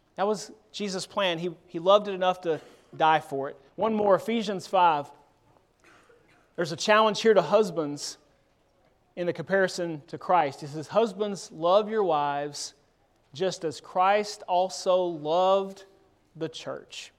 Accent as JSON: {"language": "English", "town": "Murfreesboro", "region": "Tennessee", "country": "United States", "tie": "born or raised there", "lives_now": "Memphis, United States", "said": "I grew up in Murfreesboro, Tennessee. I was born here in Memphis, but grew up in Murfreesboro"}